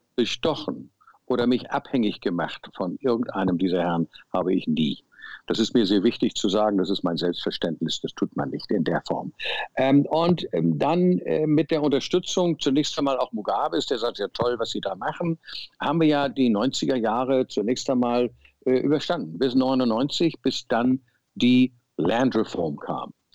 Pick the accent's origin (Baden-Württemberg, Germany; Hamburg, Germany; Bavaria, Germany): Hamburg, Germany; moved away as an adult; also born or lived in Zimbabwe; Wir waren Hamburger äh, City-Menschen